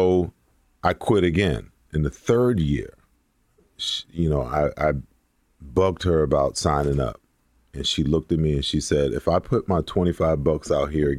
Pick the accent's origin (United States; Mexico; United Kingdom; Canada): United States; New York; growing up where I grew up in New York, football wasn't really a big sport. New York at that time was a huge basketball, you know, state